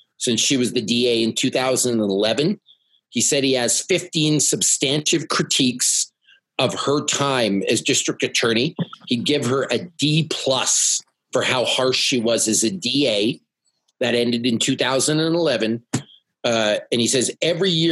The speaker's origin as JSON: {"language": "English", "country": "Canada", "moved": "as an adult", "lives_now": "United States", "said": "as a Canadian"}